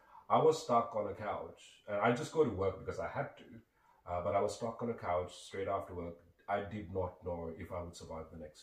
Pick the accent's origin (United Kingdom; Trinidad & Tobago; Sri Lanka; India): Sri Lanka; moved away; I grew up, I'm originally from Sri Lanka